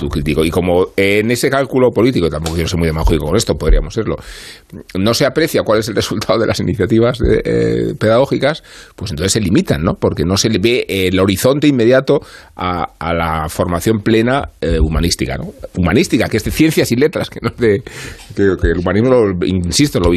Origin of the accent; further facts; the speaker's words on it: Spain; Es que somos españoles. Al final somos españoles. Al final somos españoles.